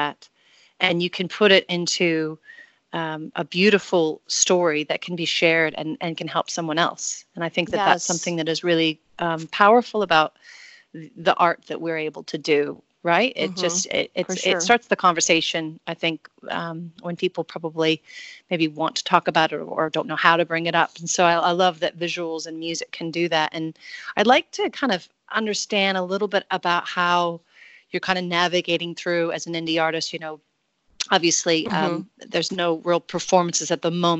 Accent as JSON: {"language": "English", "country": "United States", "moved": "yes", "lives_now": "New Zealand", "said": "I'm obviously from America, but I live in New Zealand."}